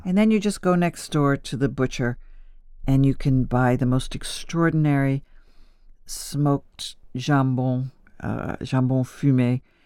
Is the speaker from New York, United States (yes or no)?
yes; Buffalo / Niagara Falls, New York, United States; moved away as an adult; now in Paris, France; My Sicilian grandfather taught me how to cook in Buffalo, New York, and my father was a small Italian food merchant in Niagara Falls